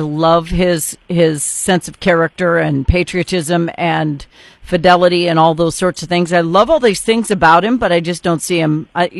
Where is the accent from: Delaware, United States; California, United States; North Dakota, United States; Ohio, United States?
North Dakota, United States; North Dakota, my home state.